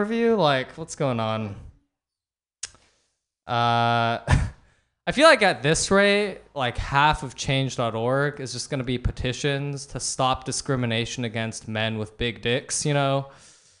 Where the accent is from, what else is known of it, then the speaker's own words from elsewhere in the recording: Palo Alto, California, United States; I'm from Palo Alto